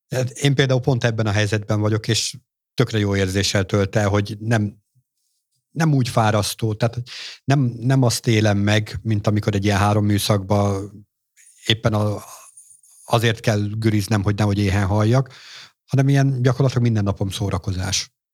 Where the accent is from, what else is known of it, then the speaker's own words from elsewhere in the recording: Hungary; tőzsgyökeres magyarként